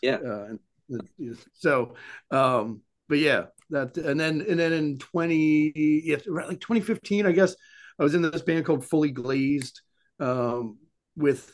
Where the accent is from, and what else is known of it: Souderton, Pennsylvania, United States; born or raised there; moved away as an adult; now in Philadelphia, United States